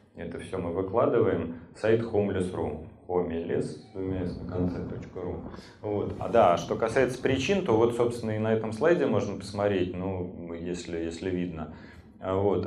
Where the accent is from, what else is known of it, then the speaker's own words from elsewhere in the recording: Saint Petersburg, Russia; я живу, родился в Петербурге